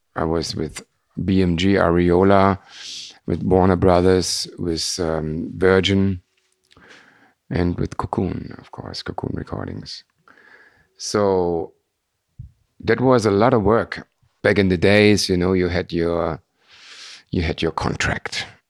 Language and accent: English; Frankfurt, Hesse, Germany; We are from Frankfurt